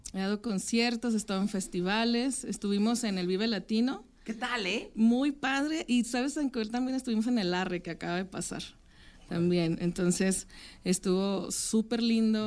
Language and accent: Spanish; Francisco I. Madero, Coahuila, Mexico; moved away; yo soy de Francisco y Madero, en Coahuila